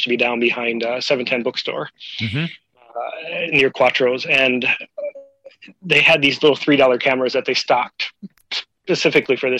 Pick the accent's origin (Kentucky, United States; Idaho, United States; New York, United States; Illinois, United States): Illinois, United States; Rockton; moved away as an adult; also born or lived in Carbondale, Illinois; now in Hokkaido, Japan; I came to SIU from Rockton